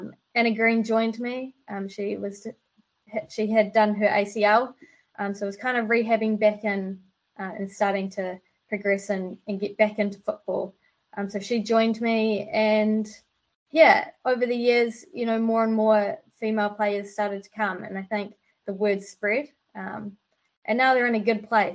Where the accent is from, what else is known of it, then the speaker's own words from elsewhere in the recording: Wellington, New Zealand; also born or lived in Auckland; Wellington's home for me